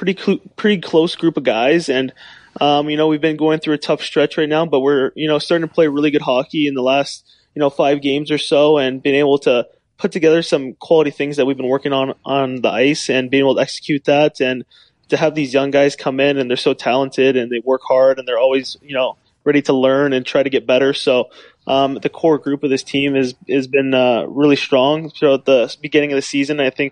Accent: California, United States; Yeah, I mean, growing up in California, hockey was definitely not big at the time.

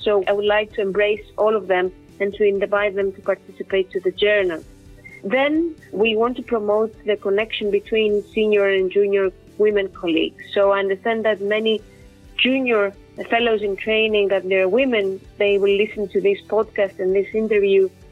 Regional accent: Athens, Attica, Greece; moved away as an adult; also born or lived in Ioannina, Greece; now in London, United Kingdom; I was born and raised in Athens, uh, Greece

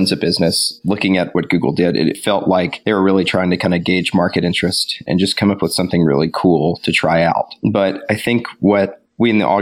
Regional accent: Tupelo, Mississippi, United States; I was raised in Tupelo, been in Mississippi for a very long time.

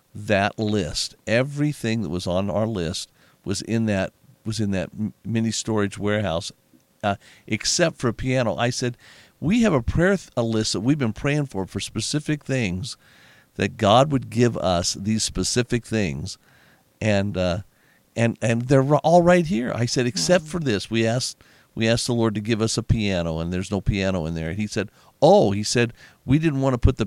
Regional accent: Las Vegas, Nevada, United States; born or raised there

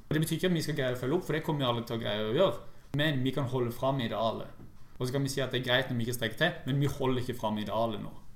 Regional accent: Norway

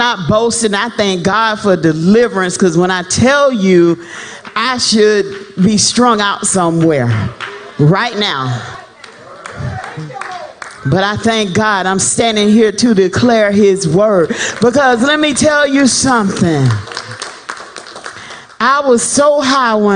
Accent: South Florida, United States; I'm from South Florida, so I used to hang out with my home people

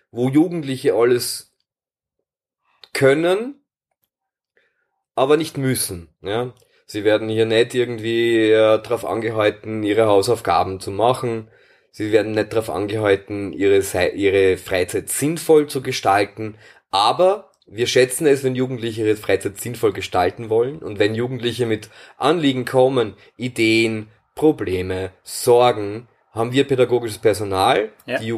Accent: Wiener Neustadt, Lower Austria, Austria; ich komme aus Wiener Neustadt

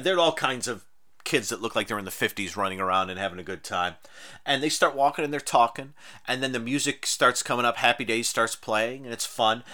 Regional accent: Rochester, New York, United States; also born or lived in Texas / Mexico; I grew up in Rochester, New York, where it gets cold

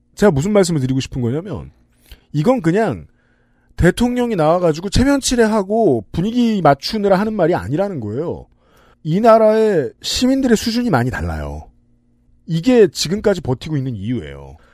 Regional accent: Seoul, South Korea; 제가 어릴 때 살던 동네에

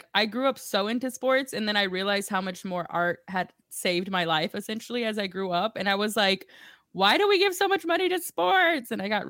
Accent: Dallas, Texas, United States; we're from Dallas

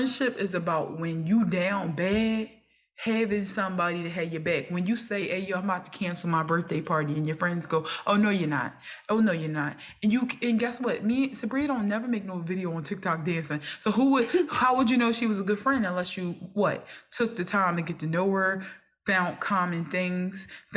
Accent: Philadelphia, Pennsylvania, United States; I was coming from North Philly again, from kindergarten to eighth grade

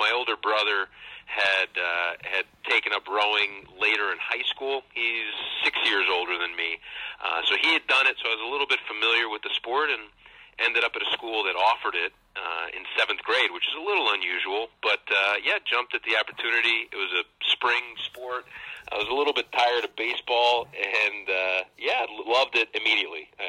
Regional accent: St. Louis, Missouri, United States; I grew up in St. Louis, uh, so I was my my parents uh, moved out there. I have two older siblings. They were already around. Uh, my parents moved out to St. Louis, and I was born there.

